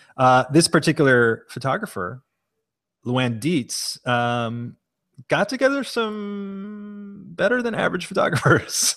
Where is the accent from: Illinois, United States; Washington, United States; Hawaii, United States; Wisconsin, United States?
Hawaii, United States; as a Japanese American, I didn't, I didn't have any relatives who were in internment camps 'cause we are from Hawaii